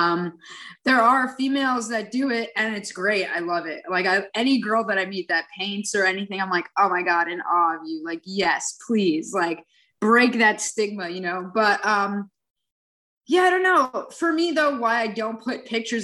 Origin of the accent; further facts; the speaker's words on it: New York City, New York, United States; I grew up in New York City